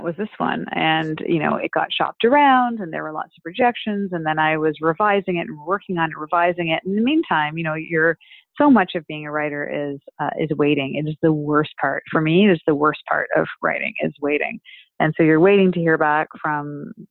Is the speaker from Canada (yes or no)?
yes; Canada; As a Canadian